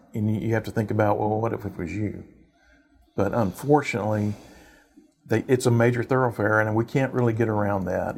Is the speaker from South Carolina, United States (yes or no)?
no; Oak Ridge North, Texas, United States; I grew up in Oak Ridge North